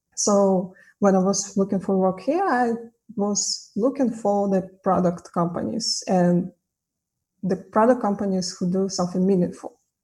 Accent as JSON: {"language": "English", "country": "Kazakhstan", "also_born_or_lived": "Tashkent", "moved": "as an adult", "said": "I'm initially from Kazakhstan"}